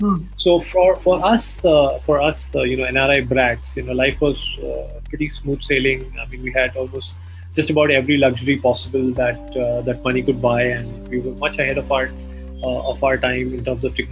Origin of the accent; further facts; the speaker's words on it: Kuwait; born there; I was born in Kuwait in the 70s.